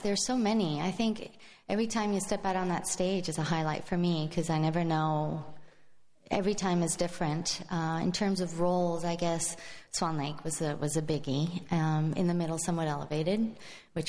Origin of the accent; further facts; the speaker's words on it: Madrid, Community of Madrid, Spain; now in San Francisco, United States; I was born and raised in Spain, in Madrid, Spain